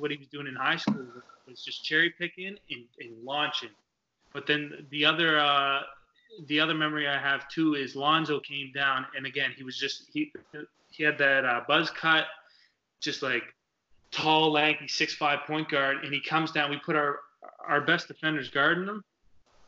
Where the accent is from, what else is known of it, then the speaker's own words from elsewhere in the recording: Vermont, United States; we're this team from Vermont